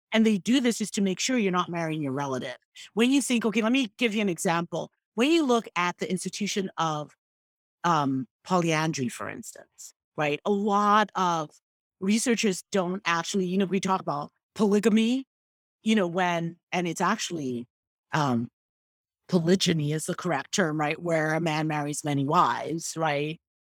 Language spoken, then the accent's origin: English; Igbo, Igboland, Nigeria; first language Igbo; English is a second language; I am Igbo. Mm, that is my nation.